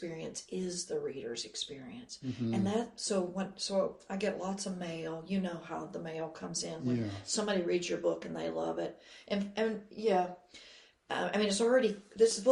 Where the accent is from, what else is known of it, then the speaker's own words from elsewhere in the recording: Georgia, United States; I'm from Georgia